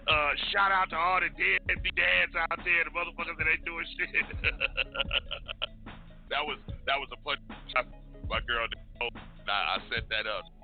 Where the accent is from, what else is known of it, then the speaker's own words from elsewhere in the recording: Louisiana, United States; So, other than that, bitch, I'm from Louisiana.